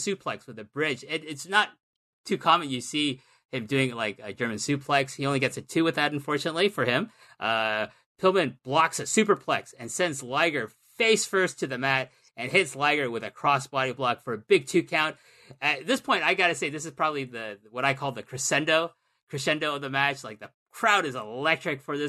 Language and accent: English; Canada; as a Canadian